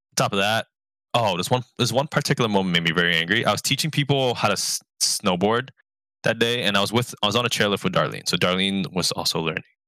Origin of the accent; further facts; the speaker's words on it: New York City, New York, United States; I grew up in New York, New York City public education system